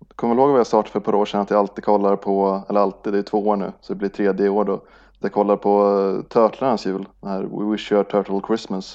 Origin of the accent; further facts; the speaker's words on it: Norrland, Sweden; när jag var liten och bodde i Norrland